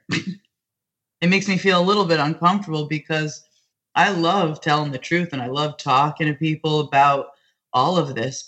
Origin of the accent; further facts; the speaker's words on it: New Jersey, United States; I'm from New Jersey and I currently live not even 45 minutes from my hometown